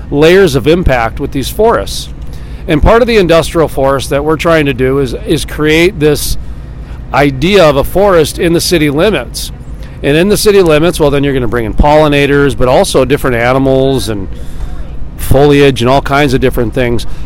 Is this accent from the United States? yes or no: yes; Missouri, United States; moved away as an adult; also born or lived in Idaho / Jamestown, North Dakota; now in Bismarck, United States; I'm from Missouri.